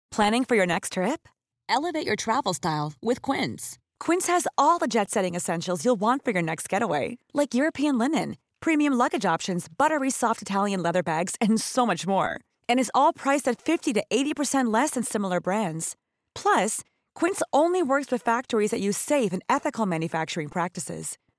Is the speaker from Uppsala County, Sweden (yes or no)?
yes; Uppsala, Uppsala County, Sweden; Jag är från Uppsala